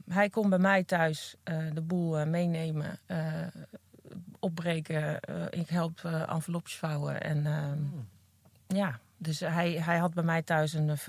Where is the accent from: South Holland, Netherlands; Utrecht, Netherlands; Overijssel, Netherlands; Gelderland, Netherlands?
Gelderland, Netherlands; Apeldoorn; Apeldoorn. Ah, ja. ja. Daar ben ik geboren en eh, mijn moeder op dit moment woont nog steeds in het huis waar ik geboren ben.